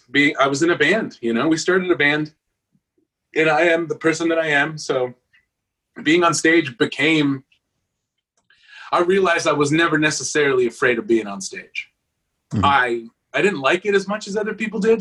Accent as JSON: {"language": "English", "town": "Los Angeles", "region": "California", "country": "United States", "tie": "born or raised there", "moved": "yes", "lives_now": "Nashville, United States", "said": "born in East L.A., I'm also from East L.A."}